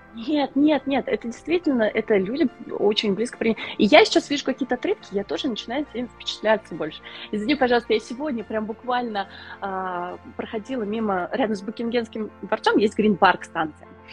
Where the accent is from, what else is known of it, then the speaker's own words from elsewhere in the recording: Nizhny Novgorod, Nizhny Novgorod Oblast, Russia; moved away as an adult; now in London, United Kingdom; Я сама из России, из Нижнего Новгорода